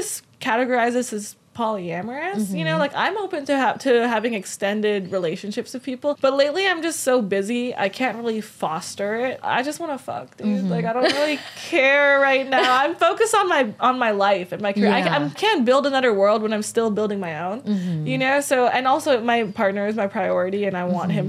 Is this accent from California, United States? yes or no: yes; Los Angeles, California, United States; I'm from here. I'm LA native